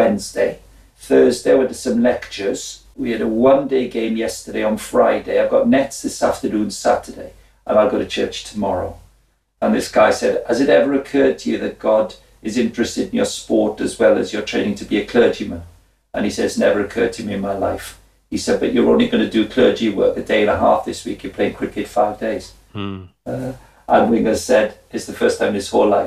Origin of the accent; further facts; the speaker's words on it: Wales, United Kingdom; I was from the Welsh working class